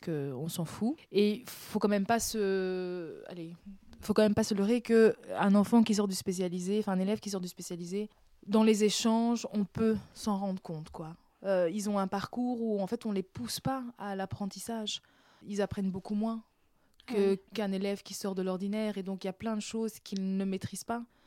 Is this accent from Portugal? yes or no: no; Brussels, Brussels-Capital Region, Belgium; also born or lived in Benin; Je suis pas née à Bruxelles, je suis née en Afrique, au ah. Bénin. Mais euh, je suis arrivée à 4 ans, 4 ans et demi, 5 ans mhm. euh, en Belgique. Et donc là, j'ai habité Boisfort.